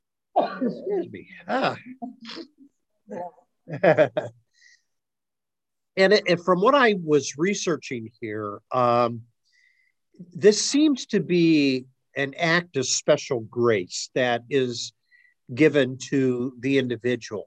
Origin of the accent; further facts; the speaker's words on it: Akron, Ohio, United States; growing up in Akron, North Hill, which was a heavy Italian community at the time I was growing up